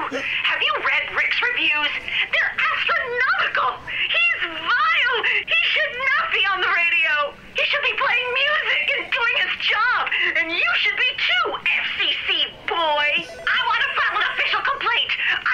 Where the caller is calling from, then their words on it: Orlando, Florida, United States; Hello, I'm calling from Orlando, Florida